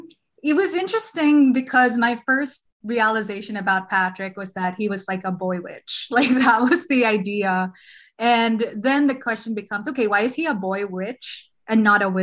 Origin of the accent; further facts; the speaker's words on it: Philippines; I don't think so, because I'm a Filipino and I wrote it.